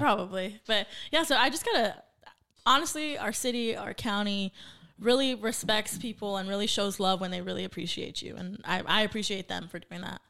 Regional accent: Santa Paula, California, United States; now in Oxnard, United States; born and raised Santa Paula. So, not too far from Ventura Oxnard.

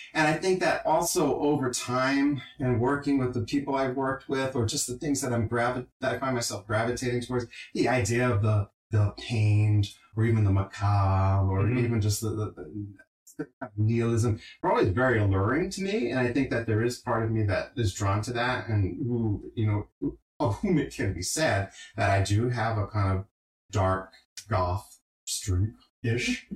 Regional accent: Johnston, Rhode Island, United States; moved away; my hometown, Johnston

